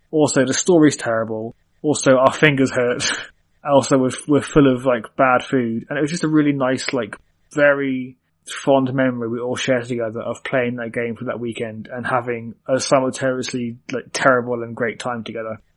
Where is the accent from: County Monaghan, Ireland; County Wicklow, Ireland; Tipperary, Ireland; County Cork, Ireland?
County Cork, Ireland; Cork; born there; I was born in Cork, which is uh, Republic of Ireland, so it's like I'm not even technically British.